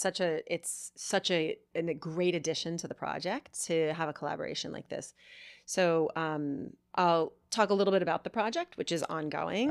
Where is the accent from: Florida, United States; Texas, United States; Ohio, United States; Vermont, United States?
Vermont, United States; I grew up in Vermont